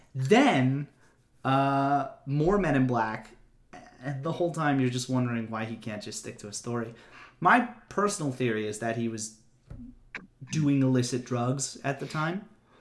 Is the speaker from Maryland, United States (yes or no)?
yes; Hagerstown, Maryland, United States; Well, as I am from Hagerstown.